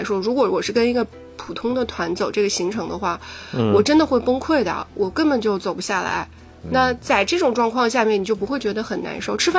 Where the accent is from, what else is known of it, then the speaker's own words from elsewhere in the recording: Shanghai, China; 我我肯定是。上海人了